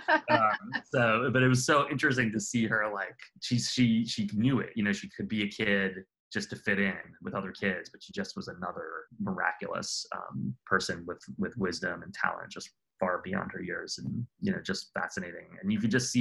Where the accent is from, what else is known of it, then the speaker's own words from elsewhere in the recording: New York City, New York, United States; now in New Orleans, United States; I grew up in Queens as a small child